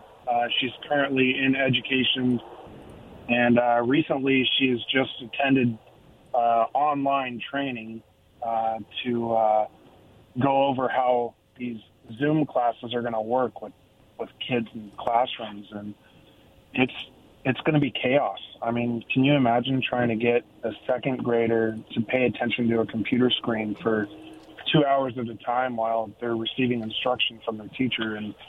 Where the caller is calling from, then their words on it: Pasco, Washington, United States; from Pasco.